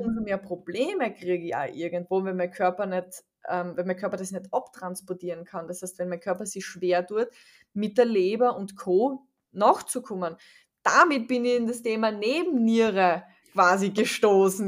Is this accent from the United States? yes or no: no; Austria; ich komme aus Österreich